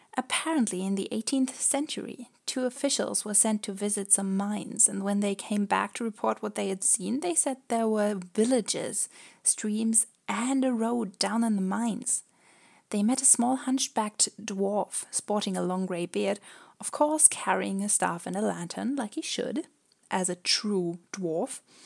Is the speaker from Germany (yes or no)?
yes; Germany; we're actually from Germany